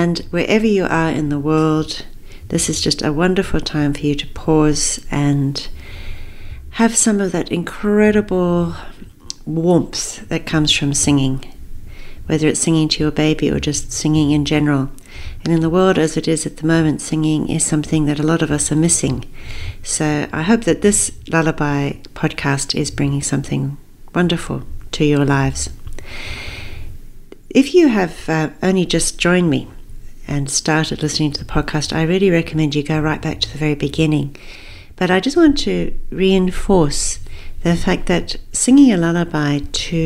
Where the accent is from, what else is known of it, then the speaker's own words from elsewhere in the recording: Zambia; moved away; I actually grew up in Africa. I was born in Zambia.